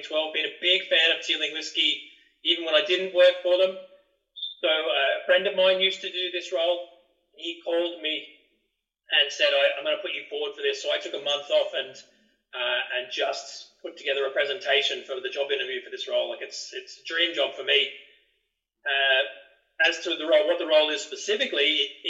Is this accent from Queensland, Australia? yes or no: no; Byron Bay, New South Wales, Australia; moved away; I grew up in Australia. I grew up in a tourist destination in Australia. It's the most easterly point of Australia, a town called Byron Bay.